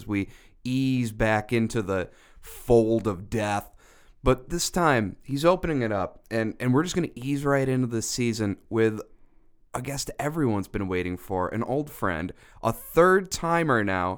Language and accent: English; Syracuse, New York, United States; I'm from Syracuse.